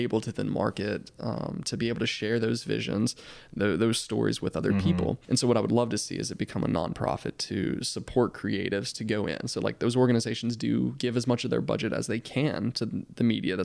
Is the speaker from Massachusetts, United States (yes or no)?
no; Mississippi, United States; I wouldn't be passionate about the things that I'm passionate about if it weren't for Mississippi